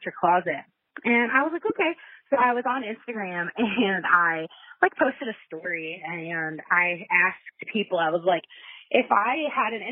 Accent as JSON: {"language": "English", "region": "Texas", "country": "United States", "also_born_or_lived": "Colorado", "said": "I'm 34 and I am from Texas"}